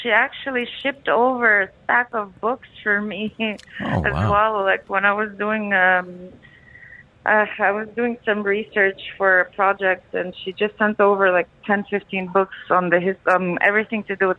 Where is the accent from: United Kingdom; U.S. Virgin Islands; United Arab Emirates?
United Arab Emirates; Dubai; moved away as an adult; also born or lived in Paris; Yeah, I grew up in Dubai, so I've been here since I was 4. And then as soon as I turned 18, I'm like, bye, leaving, not coming back.